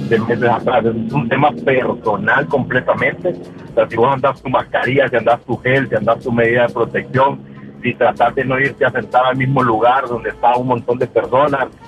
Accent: Honduras

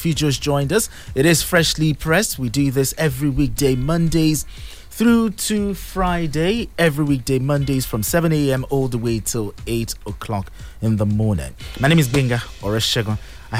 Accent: Nigeria

